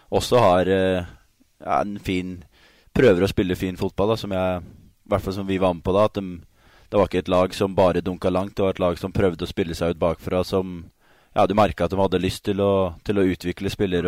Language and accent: Norwegian; Sarpsborg, Østfold, Norway; also born or lived in Halden; som østfolding, haldenser og egentlig sarping